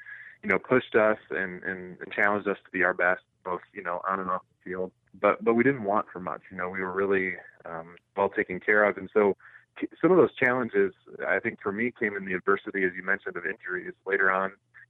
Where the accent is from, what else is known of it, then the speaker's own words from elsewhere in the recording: Northeast Ohio, United States; growing up in a small town in Northeast Ohio, it was a sports-crazed town. So my hometown is the hometown of Bobby Knight